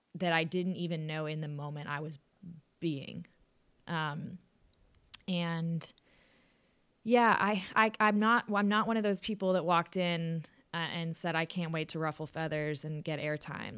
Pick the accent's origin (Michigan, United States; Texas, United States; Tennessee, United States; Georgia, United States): Texas, United States; Austin; moved away as an adult; also born or lived in New York City; now in New York, United States; I was born in New York City, but moved to Austin, obviously, in the year two thousand. Um, so lived, lived there, played volleyball in high school